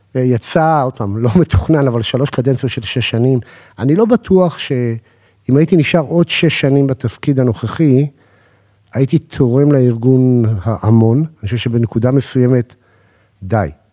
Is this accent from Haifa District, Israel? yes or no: no; Holon, Tel Aviv District, Israel; גדלתי בחולון